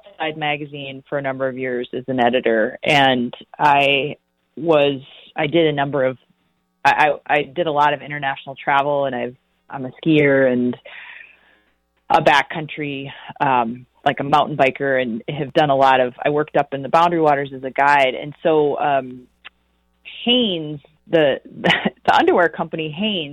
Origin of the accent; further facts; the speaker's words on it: Minnesota, United States; I am from Minnesota